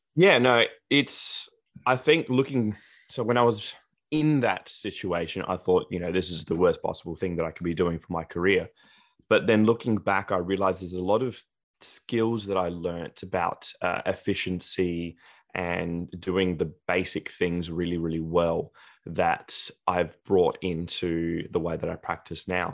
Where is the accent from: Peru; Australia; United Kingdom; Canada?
Australia; South Australia; also born or lived in Greece / Adelaide, Australia; I was born in Australia, but then I moved to, to Greece for the first three years of my life, came back to Australia, lived e, there ever since.